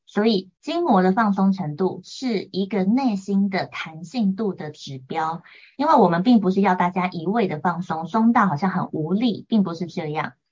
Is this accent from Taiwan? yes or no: yes; Taiwan; 我从小就是在眷村家庭长大，所以我跟家人的，呃，行事风格啊、性格等等都有很大的落差